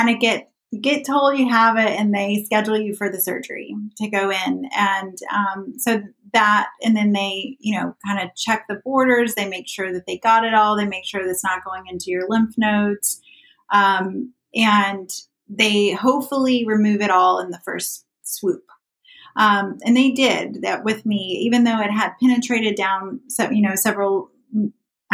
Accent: South Carolina, United States; as a child, I grew up in South Carolina.

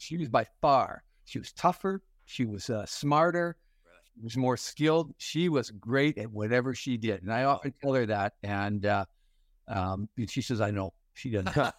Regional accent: Fort Frances, Ontario, Canada; moved away as an adult; I was born and raised in Fort Francis, and, uh, it's a small little community, a pulp and paper community, uh, right on the Minnesota border

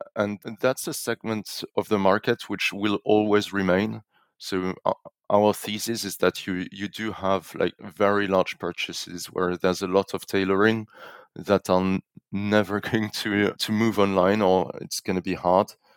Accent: France; moved away; also born or lived in London / Zurich; a French national

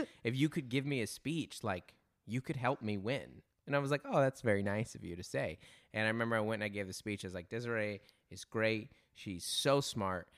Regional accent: Federal Way, Washington, United States; I'm from Federal Way, Washington

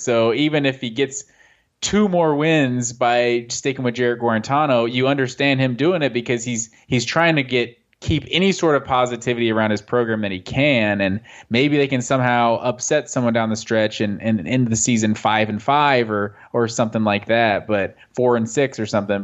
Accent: Gwinnett County, Georgia, United States; I went to Collins Hill District, like, elementary school, and then I, uh, went to North Gwinnett

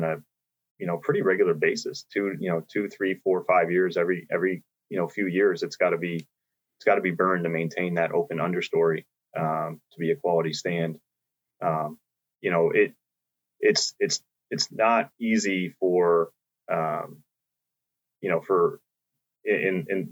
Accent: New York, United States; my home state, New York

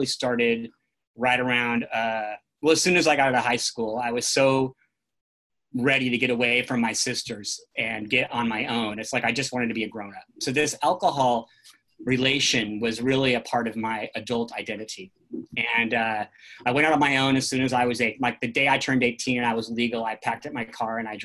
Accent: California, United States; I grew up in the National Forest in California

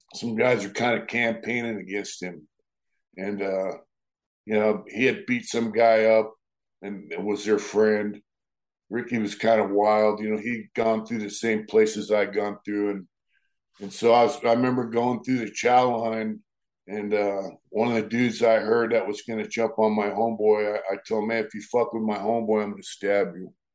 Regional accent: Lakeside, California, United States; I grew up in a town called Lakeside in San Diego, California

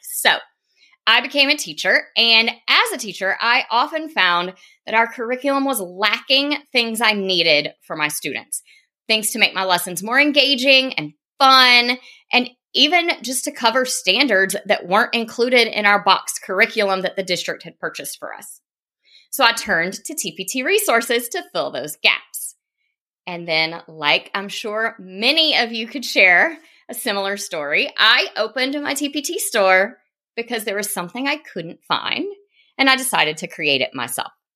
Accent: South Carolina, United States; accent: Southern; moved away as an adult; now in Nashville, United States; I grew up in South Carolina

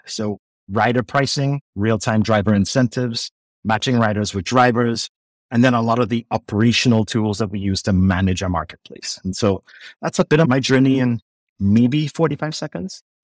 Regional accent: Trinidad & Tobago; moved away as an adult; now in United States; growing up in Trinidad

